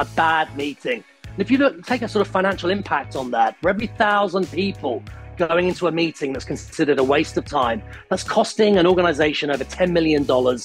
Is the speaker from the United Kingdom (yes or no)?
yes; United Kingdom; also born or lived in Italy; when I go back to Italy, I'm still British.